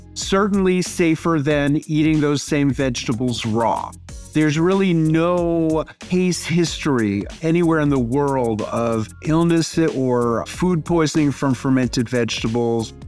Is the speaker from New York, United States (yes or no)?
yes; New York City, New York, United States; moved away as an adult; now in Tennessee, United States; as a kid growing up in New York City